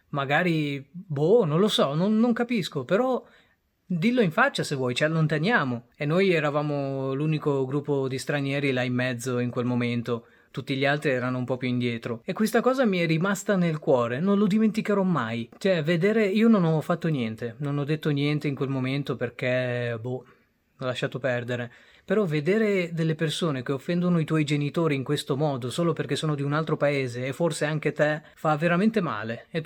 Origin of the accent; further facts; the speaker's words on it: Bangladesh; now in Italy; Quasi tutte le volte la, quando scendevamo dal Bangladesh all'Italia per tornare in Italia, dove abbiamo la cittadinanza